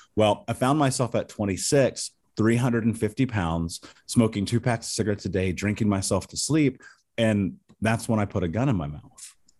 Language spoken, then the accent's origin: English; Indianapolis, Indiana, United States; I grew up in Indianapolis